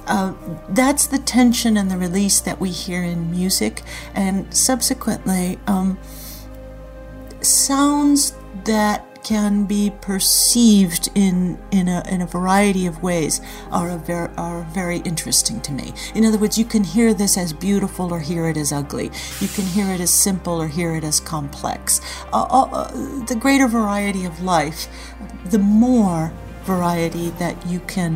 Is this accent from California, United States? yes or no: yes; Anaheim, California, United States; I grew up in Anaheim, California